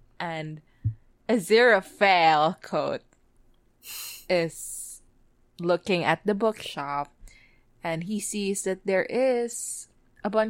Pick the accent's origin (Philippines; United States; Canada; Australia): Philippines; I'm Filipino.